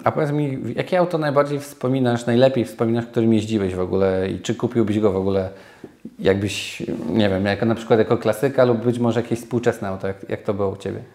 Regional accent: Nowy Sącz, Lesser Poland, Poland; ja jestem z Nowego Sącza

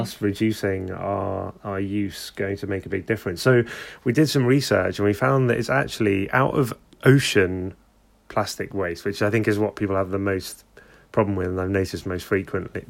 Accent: London, United Kingdom; I'm from London

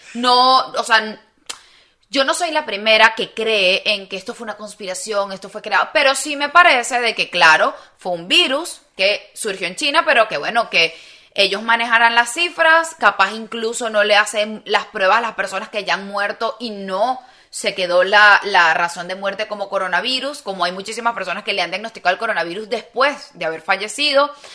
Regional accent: Venezuela; moved away; uno como ciudadano venezolano

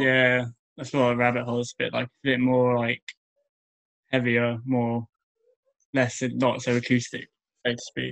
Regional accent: Bournemouth, South West England, United Kingdom; I'm from Bournemouth

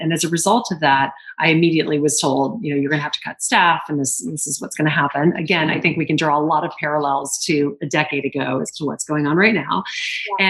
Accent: Lake Charles, Louisiana, United States; moved away as an adult; now in New York City, United States; I come from the South my mom is British

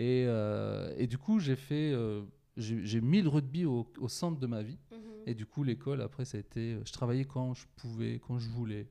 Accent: Poitiers, Nouvelle-Aquitaine, France; je viens de Poitiers

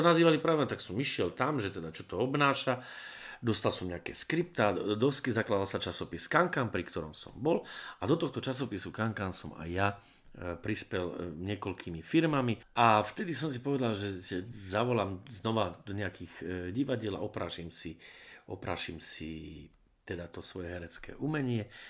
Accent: Predajná, Banská Bystrica Region, Slovakia; also born or lived in Brezno; ja som vyrastal v vzdialenej dedinke zvanej Predajná

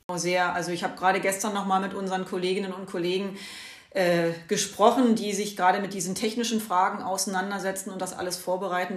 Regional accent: Brandenburg, Germany; also hier in meiner Heimatregion, ich komme aus Brandenburg

